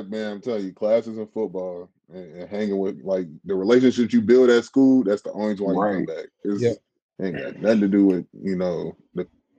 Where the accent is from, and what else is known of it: Western Kentucky, United States; born or raised there; also born or lived in Tennessee; now in Kentucky, United States